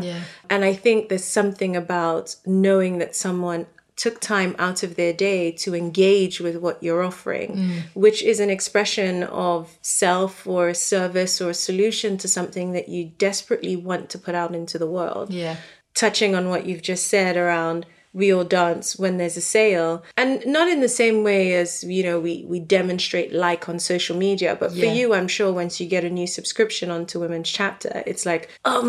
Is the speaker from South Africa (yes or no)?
yes; South Africa; Like, I'm South African, so the bank won't give me an account.